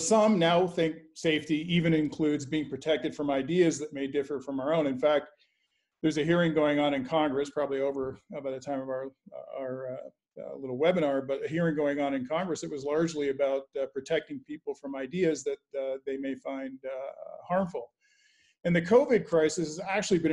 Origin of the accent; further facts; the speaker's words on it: Canada; now in United States; I'm an American by choice, not by birth. I grew up in Canada, and I admired America so much that I decided I'd do everything I could to emigrate here.